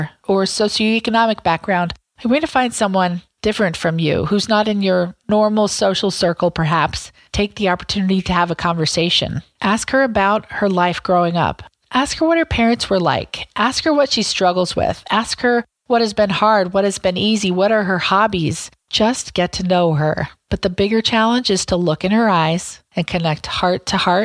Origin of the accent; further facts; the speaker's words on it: Southwest Iowa, United States; I grew up in Southwest Iowa, where it was 99% white, 99% Christian, 99% Republican.